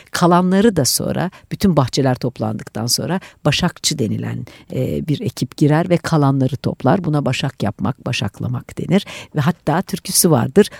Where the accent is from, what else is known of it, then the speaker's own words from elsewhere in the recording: Giresun, Turkey; moved away; also born or lived in Istanbul; baba memleketime Giresun'a